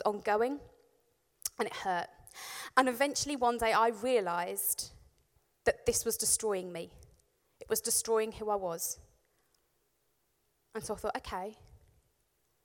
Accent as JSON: {"language": "English", "area": "Warwickshire", "region": "West Midlands", "country": "United Kingdom", "tie": "born or raised there", "said": "I grew up in Warwickshire, and I lived in a village"}